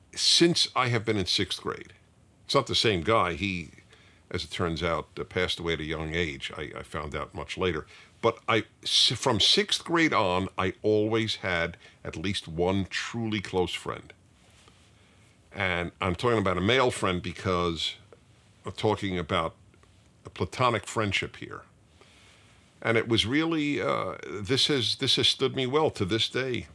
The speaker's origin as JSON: {"language": "English", "town": "New York City", "region": "New York", "country": "United States", "tie": "born or raised there", "said": "I grew up in Brooklyn, New York"}